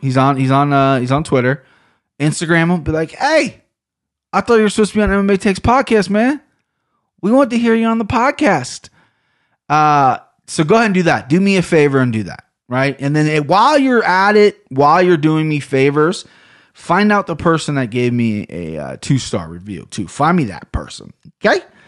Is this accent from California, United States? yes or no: no; Ohio, United States; accent: Ohio; I sound like I'm such from Ohio